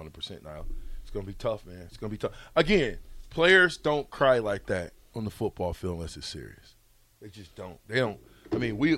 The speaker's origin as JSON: {"language": "English", "region": "Nebraska", "country": "United States", "said": "I'm from Nebraska"}